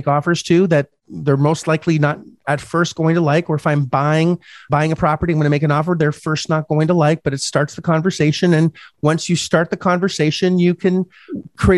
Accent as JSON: {"language": "English", "country": "Canada", "first_language": "French", "second_language": "English", "said": "I'm Canadian"}